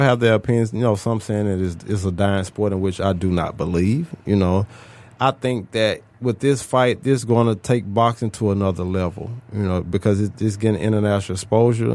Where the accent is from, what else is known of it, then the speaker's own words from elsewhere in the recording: Memphis, Tennessee, United States; I'm from Memphis, Tennessee.